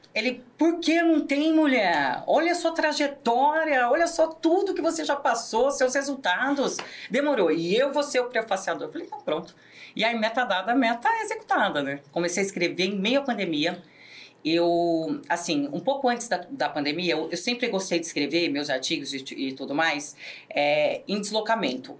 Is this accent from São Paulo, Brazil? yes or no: yes; Americana, São Paulo, Brazil; sou natural de Americana